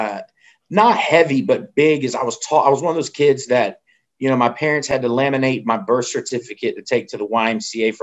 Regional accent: Fayetteville, North Carolina, United States; I'm from Fayetteville.

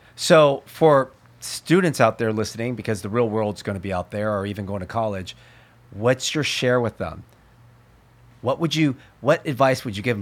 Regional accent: Berkeley, California, United States; I was born in Alta Bates Hospital.

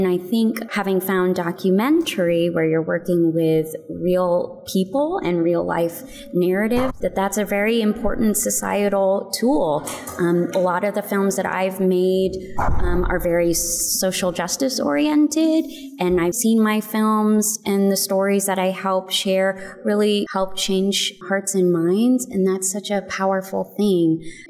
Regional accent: United States; But I'm, you know, a Filipino, I'm Filipino-American, so I feel like I can help tell this story.

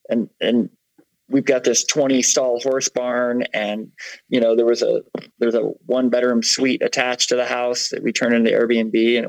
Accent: Michigan, United States; also born or lived in South Carolina / Florida / Massachusetts / Vermont; now in Salt Lake City, United States; No, I'm from Michigan.

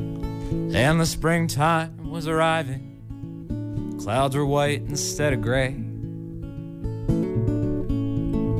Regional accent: Weston, Massachusetts, United States; also born or lived in Wakefield, Massachusetts; born and raised, mostly in the Boston suburbs, but Massachusetts born and raised.

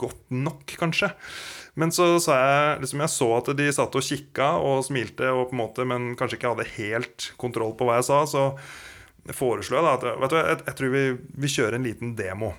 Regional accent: Kongsberg, Buskerud, Norway; Jeg er jo opprinnelig fra Kongsberg

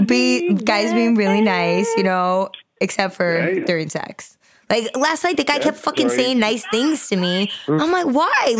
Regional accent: Nebraska, United States; I'm from Nebraska

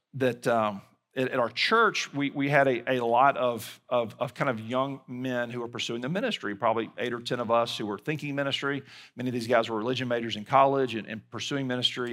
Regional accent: Mobile, Alabama, United States; moved away; my hometown of Mobile, Alabama

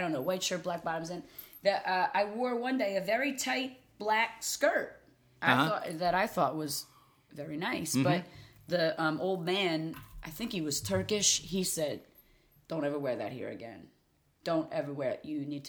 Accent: Riverton, New Jersey, United States; now in Collingswood, United States; But I grew up in Riverton, so I'm kind of in a golden row of diners.

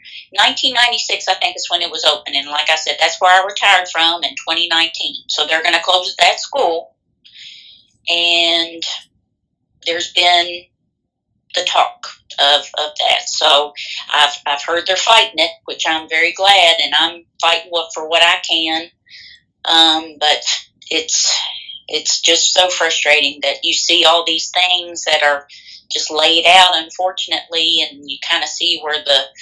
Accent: Boston, United States; my hometown, Boston

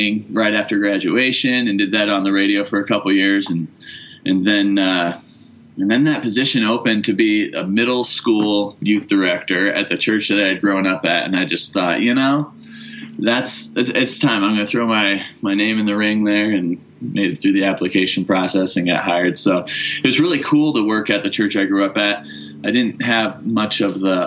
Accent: Iowa, United States; moved away as an adult; now in Parker, Colorado, United States; I started back in Iowa at the church I actually grew up at and worked there for about 7 years

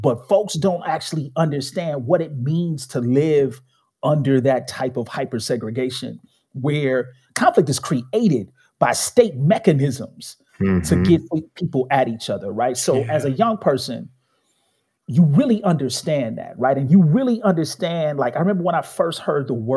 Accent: Chicago, Illinois, United States; Born and raised in Chicago, south side of the city

